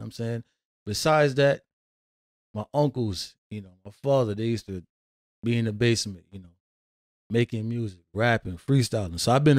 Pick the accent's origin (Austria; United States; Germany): United States; Hartford, Connecticut; growing up in Hartford